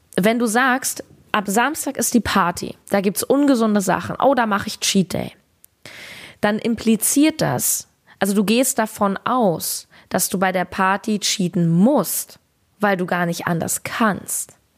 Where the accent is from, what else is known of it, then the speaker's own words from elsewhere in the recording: Berlin, Germany; in meiner Heimat Berlin